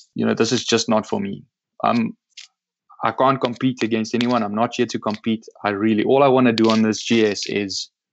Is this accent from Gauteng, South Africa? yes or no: no; Loxton, Northern Cape, South Africa; my hometown in Loxton.